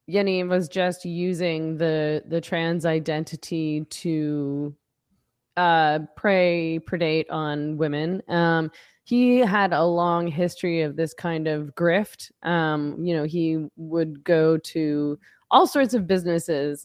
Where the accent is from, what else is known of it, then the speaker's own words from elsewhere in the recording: Vancouver, British Columbia, Canada; I'm from Vancouver.